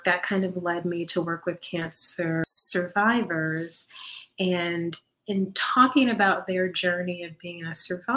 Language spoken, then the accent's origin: English; Midwest, United States; I was born and raised in the Midwest